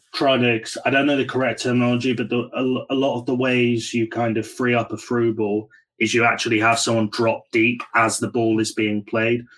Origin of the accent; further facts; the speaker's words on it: United Kingdom; as a Brit